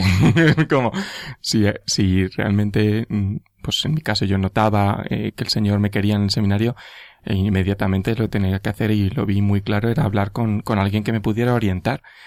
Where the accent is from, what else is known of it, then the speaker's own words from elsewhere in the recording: Madrid, Community of Madrid, Spain; soy de Madrid, mm, nací en Madrid